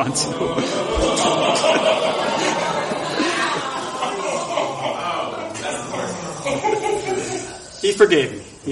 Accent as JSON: {"language": "English", "town": "Buffalo", "region": "New York", "country": "United States", "tie": "born or raised there", "said": "I started doing improv comedy in my hometown of Buffalo, New York"}